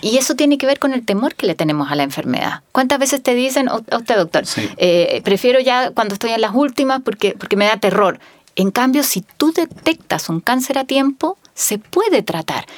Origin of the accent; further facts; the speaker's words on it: Magallanes and Chilean Antarctica, Chile; Yo que soy de Magallanes